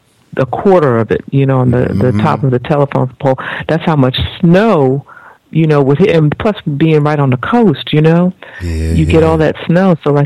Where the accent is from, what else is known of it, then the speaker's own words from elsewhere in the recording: New England, United States; now in Atlanta, United States; I grew up in New England.